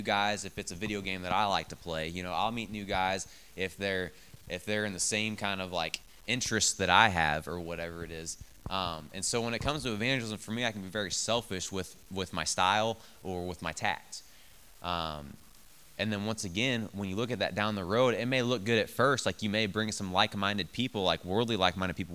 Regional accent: Bethalto, Illinois, United States; I grew up in Bethalto

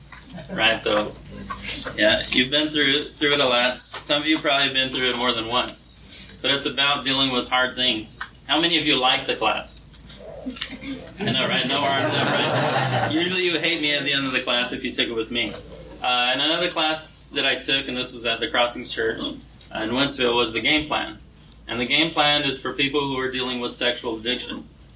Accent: Brazil; I was born and raised in Brazil. My parents were missionaries there.

